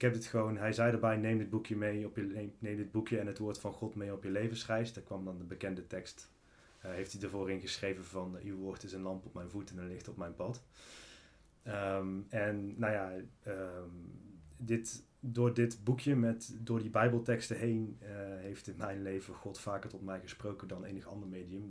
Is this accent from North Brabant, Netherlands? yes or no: yes; Valkenswaard, North Brabant, Netherlands; de gemeente waar ik vandaan kom, Evangelische gemeente in Valkenswaard